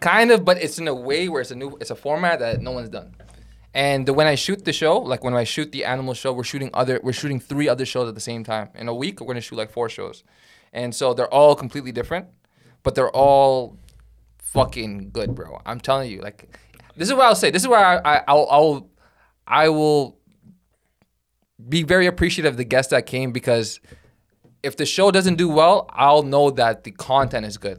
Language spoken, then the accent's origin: English; Toronto, Ontario, Canada; English is a second language; also born or lived in Sudan; my papers say, like, I'm Canadian-born, Toronto, but I'm E, and I'm in E S L class